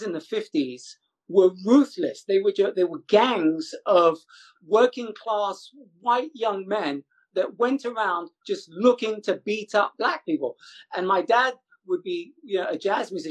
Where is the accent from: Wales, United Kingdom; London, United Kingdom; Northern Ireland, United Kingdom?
London, United Kingdom; first language English; moved away as an adult; now in United States; growing up in Ladbroke Grove